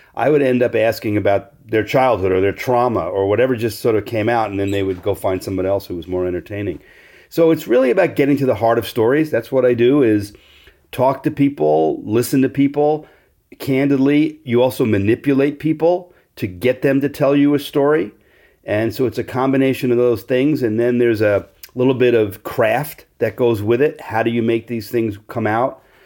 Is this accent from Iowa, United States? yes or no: no; Great Neck, New York, United States; I was growing up in Great Neck, New York, which is a uber Jewish sub-, suburb of Manhattan.